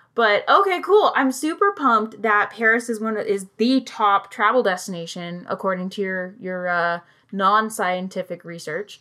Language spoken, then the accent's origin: English; United Kingdom; I'm British and I also have family there